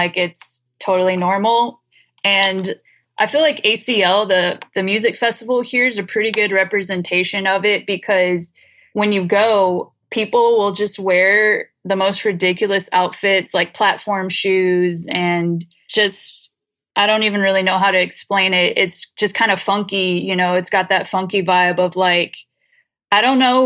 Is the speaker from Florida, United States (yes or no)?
no; Northeast Texas, United States; now in Austin, United States; I grew up in Northeast Texas. So it's a small town, about 25,000 people, is close to Shreveport, Louisiana.